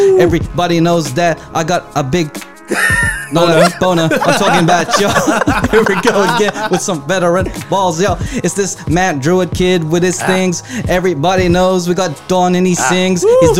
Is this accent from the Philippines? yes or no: yes; Philippines; because I'm Filipino with the very dark skin